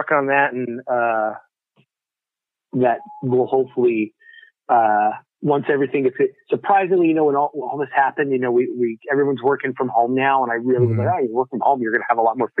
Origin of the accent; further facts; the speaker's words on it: New York, United States; moved away; I'm from New York